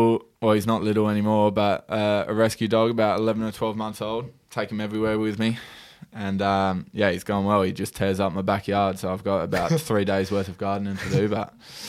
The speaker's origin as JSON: {"language": "English", "town": "North Sydney", "region": "New South Wales", "country": "Australia", "said": "I'm from North Sydney."}